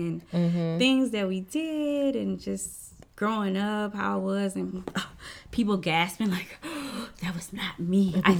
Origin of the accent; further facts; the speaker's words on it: Baton Rouge, Louisiana, United States; because I'm from Baton Rouge.